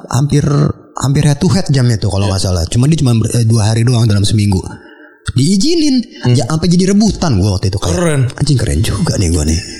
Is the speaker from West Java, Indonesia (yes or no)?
no; North Sumatra, Indonesia; gue orang Mandailing. Mandailing. Uh. Mandailing Natal tuh uh, kabupaten di Sumatera Utara, Tapanuli Selatan.